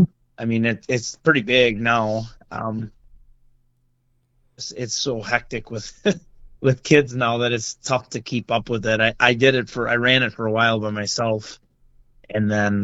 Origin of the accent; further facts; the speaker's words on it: North Shore of Lake Winnebago, Wisconsin, United States; now in Stevens Point, United States; I grew up on the North Shore of Winnebago.